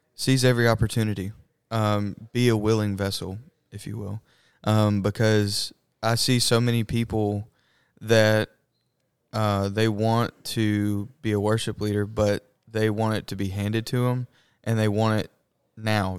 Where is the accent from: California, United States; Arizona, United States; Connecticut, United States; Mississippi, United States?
Mississippi, United States; Madison; I'm from Madison, Mississippi